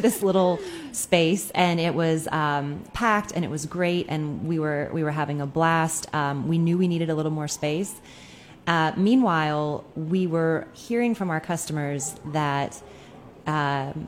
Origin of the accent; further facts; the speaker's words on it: Durham, North Carolina, United States; moved away; My hometown in Durham, North Carolina